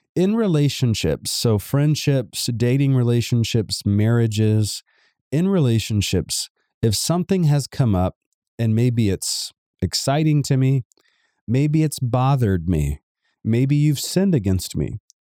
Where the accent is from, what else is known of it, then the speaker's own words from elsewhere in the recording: Savannah, Georgia, United States; I come from Georgia, Savannah, Georgia, to be exact